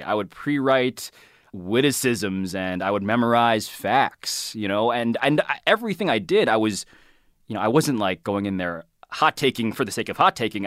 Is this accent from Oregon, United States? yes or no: no; New York City, New York, United States; I'm from Manhattan. Born and raised